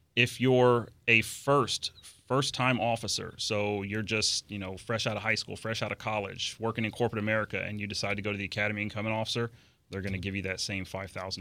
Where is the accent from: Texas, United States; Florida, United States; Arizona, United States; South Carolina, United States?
Florida, United States; Orlando; I grew up in the Orlando area